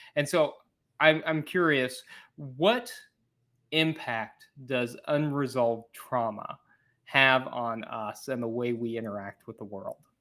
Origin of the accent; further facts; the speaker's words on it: Missouri, United States; I'm from Missouri